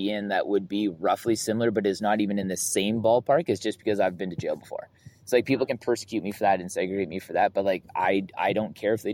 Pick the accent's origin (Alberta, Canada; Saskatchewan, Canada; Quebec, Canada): Alberta, Canada; Southern; growing up in Southern Alberta as like a white man